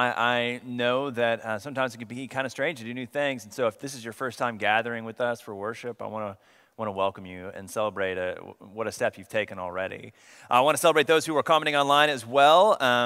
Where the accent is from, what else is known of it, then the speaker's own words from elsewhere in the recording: Coweta, Oklahoma, United States; now in Texas, United States; I grew up in Oklahoma, so my family and I just moved here last summer, a year ago now. We moved here to Texas, but before that, we lived in Oklahoma, and when I was young, I grew up in the small town of Coweta, Oklahoma.